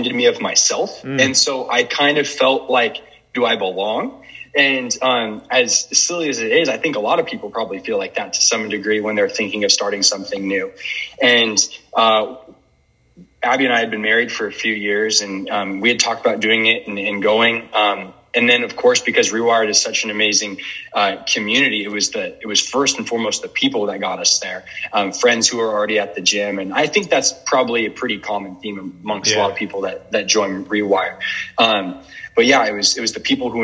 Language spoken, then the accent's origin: English; Portland, Oregon, United States; moved away as an adult; now in Spokane, United States; I'm not from Spokane, actually from Portland, Oregon originally. Grew up there